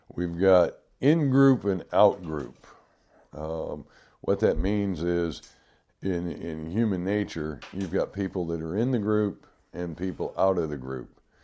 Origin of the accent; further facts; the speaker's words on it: Detroit, Michigan, United States; the detroit river um, when i was growing up